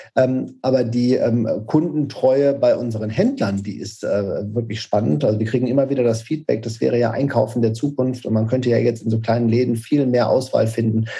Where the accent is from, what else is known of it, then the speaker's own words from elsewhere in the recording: Paderborn, North Rhine-Westphalia, Germany; also born or lived in Karlsruhe; wir sitzen tatsächlich weiterhin in Paderborn, das ist meine Heimatstadt. Ähm, Zumindest bin ich ja aufgewachsen, geboren bin ich in Karlsruhe